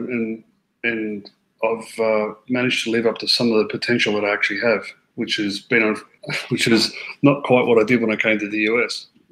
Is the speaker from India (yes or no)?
no; Australia; moved away as an adult; now in Florida, United States; I grew up playing in Australia, like uh, Bermuda grass, like a lot like Queensland sort of golf courses